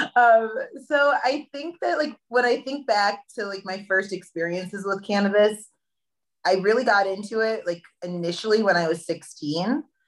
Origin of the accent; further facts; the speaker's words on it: Hunter, New York, United States; I grew up in a small town in upstate New York called Hunter Mountain.